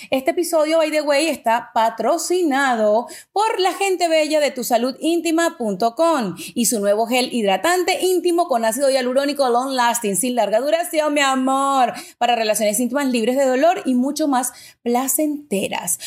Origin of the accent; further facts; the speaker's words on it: Venezuela; yo que soy de Venezuela